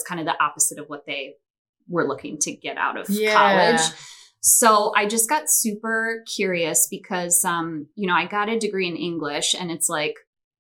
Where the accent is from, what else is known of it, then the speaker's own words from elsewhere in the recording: Chicago, Illinois, United States; also born or lived in Milwaukee, Wisconsin; I am originally from the Chicagoland area. I grew up in the northwest suburbs